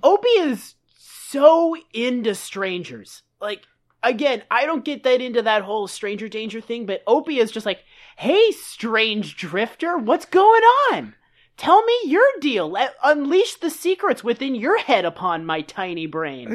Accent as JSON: {"language": "English", "region": "Massachusetts", "country": "United States", "said": "I'm from Massachusetts"}